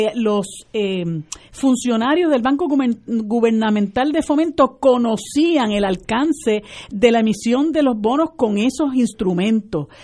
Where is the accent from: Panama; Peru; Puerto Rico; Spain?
Puerto Rico; mi pueblo de Puerto Rico